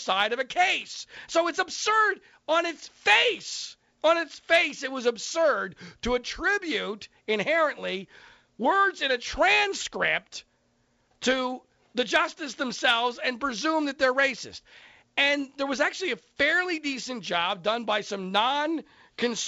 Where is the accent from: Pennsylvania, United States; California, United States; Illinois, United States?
Pennsylvania, United States; Bucks County, Philadelphia; moved away; my old hometown of Philadelphia. I grew up in Bucks County there